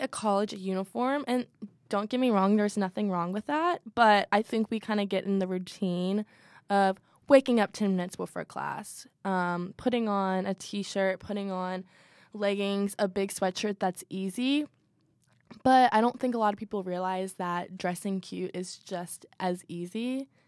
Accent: Louisville, Kentucky, United States; I'm from Louisville, so go Cards. Um, born and raised in Louisville

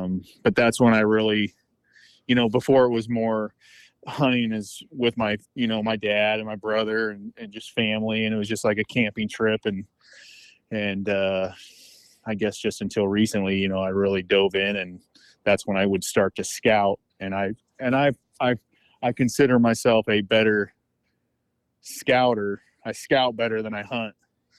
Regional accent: California, United States; But I'm from the northern part. Where the main population of bears are.

